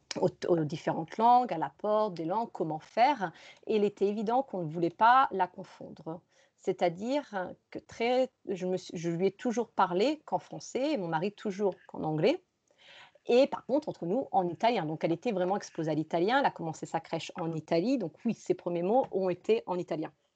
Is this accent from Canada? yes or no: no; France; also born or lived in Rome, Italy / Valencia, Spain; now in Granada, Spain; moi je suis française